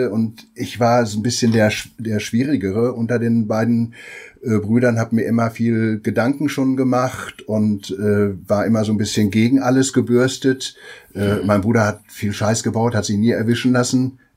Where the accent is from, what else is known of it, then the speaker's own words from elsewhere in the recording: Hemer, North Rhine-Westphalia, Germany; Äh, ich komme aus Hema im Sauerland